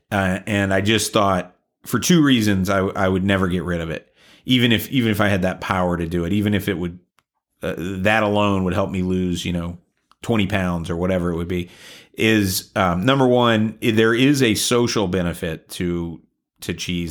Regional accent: the South, United States; I grew up in the South

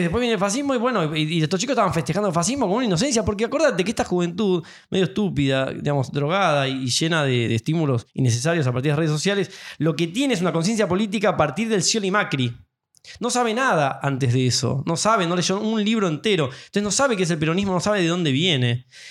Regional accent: Buenos Aires, Argentina; siendo argentinos y perteneciendo a nuestra comunidad, eh, en términos de, no sé, nosotros porteños

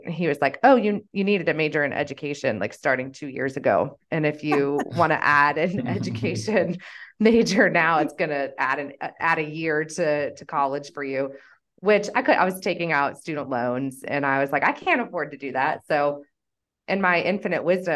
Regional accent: Wichita, Kansas, United States; moved away as an adult; also born or lived in Boulder, Colorado; I'm originally from Wichita, Kansas

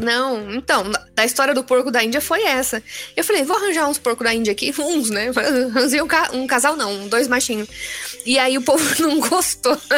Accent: Tupã, São Paulo, Brazil; also born or lived in Adamantina / Osvaldo Cruz / Maringá; now in São Paulo, Brazil; eu nasci em, ah, em Adamantina, né? é ali no interior de São Paulo, é perto. Tá perto de Marília e tal, mas aí eu morei um pouco em Oswaldo Cruz, um pouco em Tupã e tudo mais. Certo. Mas a parte da adolescência foi lá em Tupã.

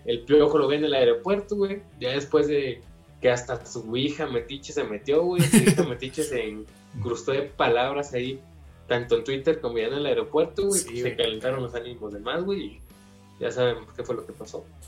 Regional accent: Mexico; soy mexicano

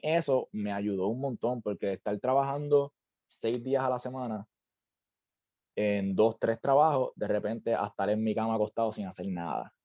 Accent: Juana Díaz, Puerto Rico; moved away as an adult; also born or lived in Ponce, Puerto Rico / Santurce, San Juan, Puerto Rico; now in Orlando, United States; yo nací en Ponce, aunque no me crié allá abajo, me crié en Juanadía, de hecho, o sea, al ladito de Ponce.

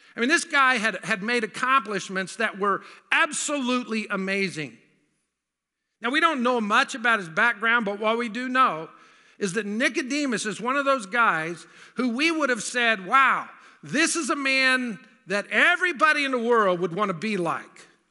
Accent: the South, United States; I grew up in the South

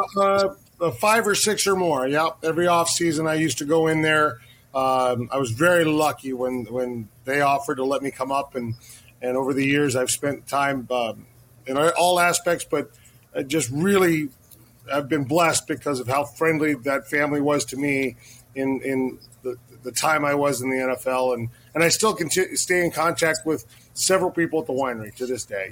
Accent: Southern California, United States; I grew up in California as well, Southern California

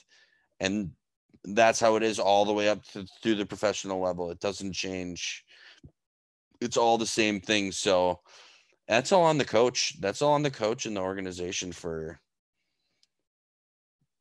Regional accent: United States; we do have as American citizens

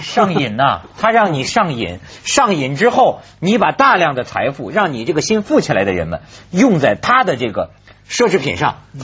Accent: China; 我们中国人民

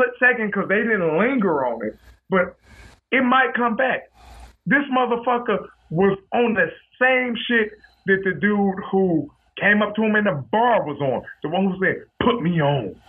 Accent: Detroit, Michigan, United States; also born or lived in Farmington Hills, Michigan; We both from Detroit

